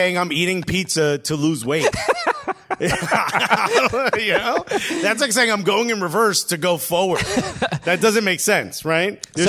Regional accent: New Jersey, United States; another New Jerseyan

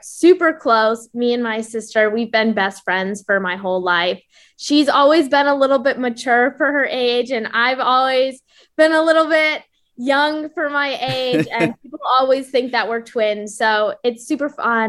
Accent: Ann Arbor, Michigan, United States; moved away as an adult; now in Florida, United States; I'm originally from Ann Arbor, Michigan

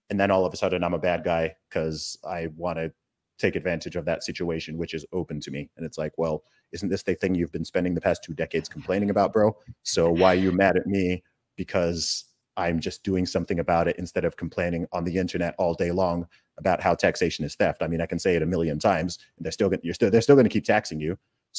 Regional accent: United Kingdom; And then if I, as a Brit, or you as a Canadian, makes a statement

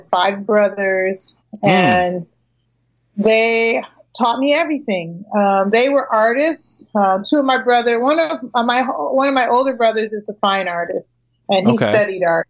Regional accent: Springfield, Massachusetts, United States; I'm from Springfield, Mass

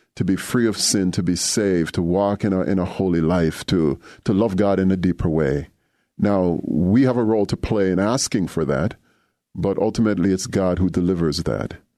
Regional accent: Jamaica; moved away as an adult; also born or lived in Durham, North Carolina; now in Evanston, United States; growing up in Jamaica, I was very involved with Jamaica Youth for Christ

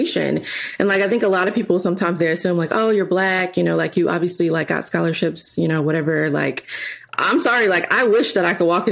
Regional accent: Chicago, Illinois, United States; moved away as an adult; also born or lived in Springfield, Illinois; I'm from Chicago, so moving to Springfield, Illinois

